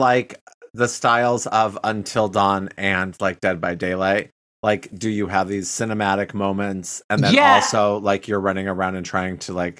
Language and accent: English; Michigan, United States; accent: Michigan; sometimes when people mention I have, like, a sort of Michigan accent, I think that is my old accent.